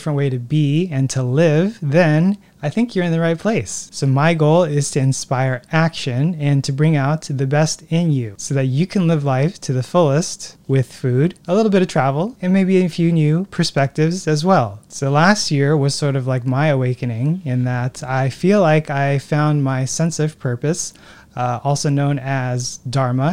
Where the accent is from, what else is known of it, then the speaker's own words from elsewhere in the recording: Newport Beach, California, United States; also born or lived in Hawaii / Los Angeles; Newport Beach, which is where I grew up